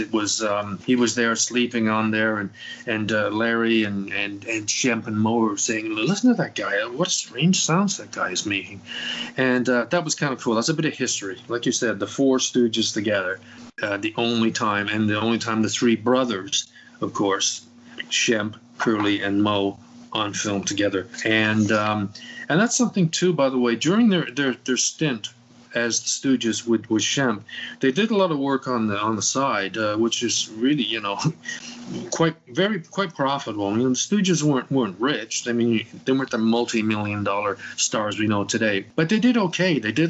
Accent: England, United Kingdom; moved away; When I came from England originally, that was a no-no for my parents.

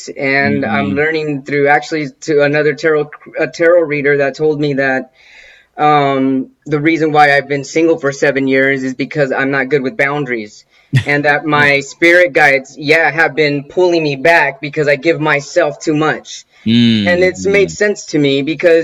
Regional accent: San Bernardino County, California, United States; also born or lived in East Los Angeles, California; now in Pasadena, United States; when I was 6 or 7, our family moved us out to the San Bernardino County, the 909 area code. I lived out there till I was 18, 19

